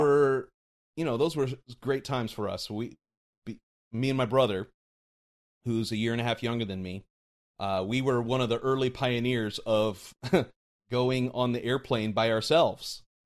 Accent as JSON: {"language": "English", "town": "Mesa", "region": "Arizona", "country": "United States", "tie": "born or raised there", "also_born_or_lived": "Portland, Oregon", "moved": "yes", "said": "that, that's where I grew up. I went to Mesa High School"}